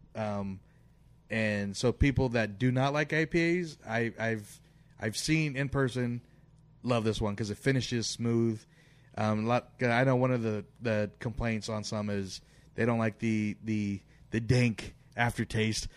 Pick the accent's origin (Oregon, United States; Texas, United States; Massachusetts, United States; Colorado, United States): Oregon, United States; Portland; now in Sacramento, United States; Growing up in Portland